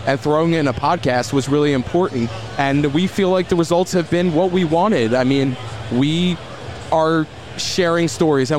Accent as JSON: {"language": "English", "area": "Delco", "region": "Pennsylvania", "country": "United States", "said": "I'm from the bad part"}